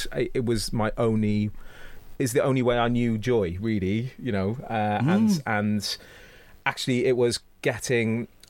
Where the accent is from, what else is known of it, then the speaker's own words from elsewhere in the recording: Cardiff, Wales, United Kingdom; I went back to Cardiff and, like, my hometown is not an easy place. Like, I love it dearly. It's made me who I am. I love Wales.